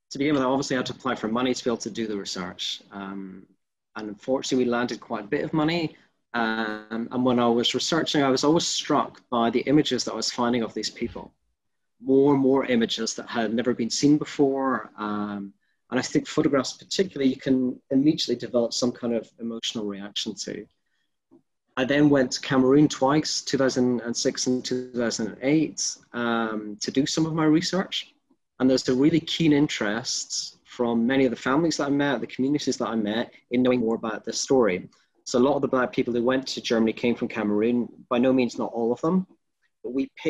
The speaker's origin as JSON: {"language": "English", "town": "Glasgow", "region": "Scotland", "country": "United Kingdom", "said": "I'm originally from Scotland and Glasgow, though most people can't pick the accents."}